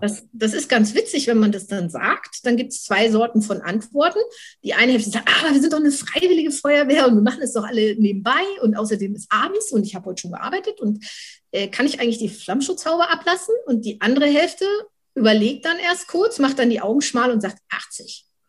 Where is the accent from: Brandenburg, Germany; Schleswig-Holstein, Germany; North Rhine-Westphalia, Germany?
Schleswig-Holstein, Germany; dann bin ich noch bei der Landesfeuerwehrschule als Ausbilderin bei uns in Schleswig-Holstein